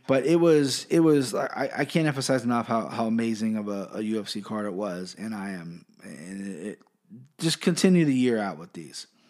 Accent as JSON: {"language": "English", "town": "Cincinnati", "region": "Ohio", "country": "United States", "said": "I'm from Cincinnati"}